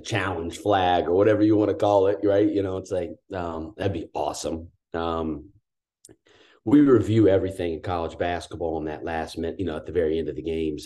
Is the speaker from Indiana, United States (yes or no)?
yes; Danville, Indiana, United States; growing up in Danville, Indiana